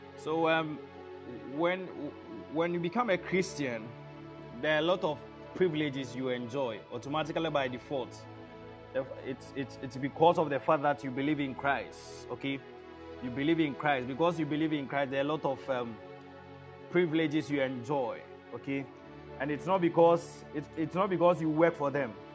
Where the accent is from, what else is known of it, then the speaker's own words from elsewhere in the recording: Ashanti, Ghana; i'm in ghana i was born in in very amazing part of Ghana, um, in Ashanti region